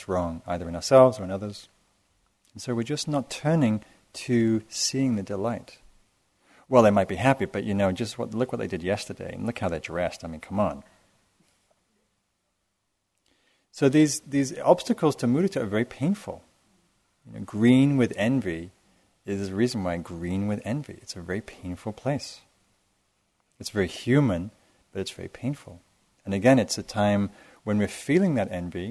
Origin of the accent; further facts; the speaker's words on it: England, United Kingdom; now in United States; I grew up in England